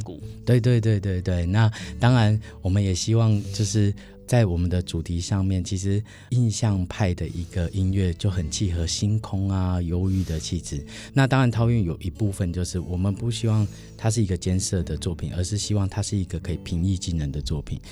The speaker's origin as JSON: {"language": "Chinese", "region": "Penghu County", "country": "Taiwan", "tie": "born or raised there", "moved": "yes", "said": "我的家乡在，呃 在，在澎湖。嗯。对，我的老家澎湖其实没有什么太多的光害"}